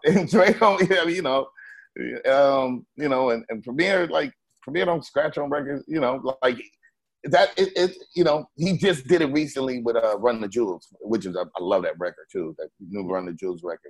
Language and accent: English; West Coast, United States; I'm from the West